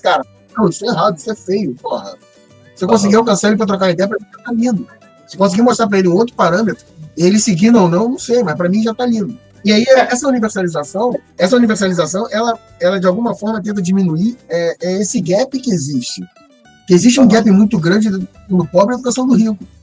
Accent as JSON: {"language": "Portuguese", "town": "São Gonçalo", "region": "Rio de Janeiro", "country": "Brazil", "tie": "born or raised there", "said": "Nascido e mal criado em São Gonçalo"}